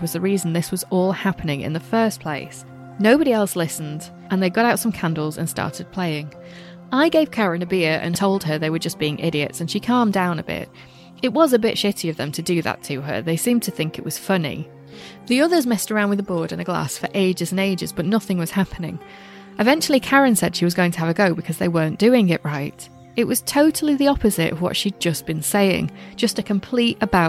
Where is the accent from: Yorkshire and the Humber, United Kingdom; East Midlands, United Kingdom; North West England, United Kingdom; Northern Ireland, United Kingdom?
East Midlands, United Kingdom; Glossop; that's near my neck of the woods. I'm from Glossop